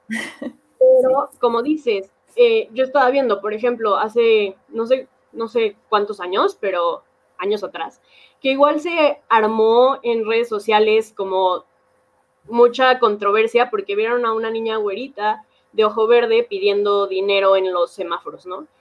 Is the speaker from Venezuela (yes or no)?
no; Mexico; todos somos mexicanos